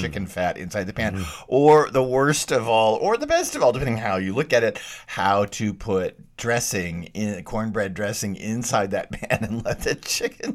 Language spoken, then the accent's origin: English; Texas, United States; moved away; I grew up in Texas. I grew up eating bullfrog legs